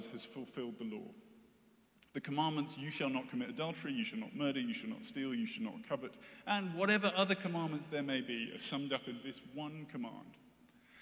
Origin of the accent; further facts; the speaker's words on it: United States; as Western American Christians